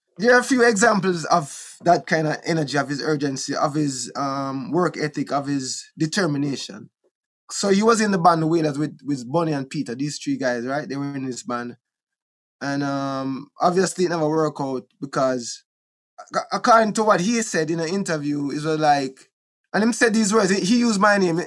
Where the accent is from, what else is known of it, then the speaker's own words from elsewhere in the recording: Kingston, Jamaica; also born or lived in Wilmington, Delaware / Bull Bay, Jamaica; Trenchtown, where I was born in Trenchtown. We grew up in a Trenchtown a little bit